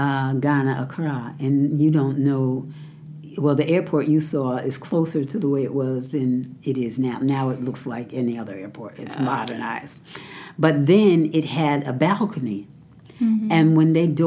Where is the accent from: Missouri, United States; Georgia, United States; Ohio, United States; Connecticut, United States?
Connecticut, United States; I grew up in Connecticut.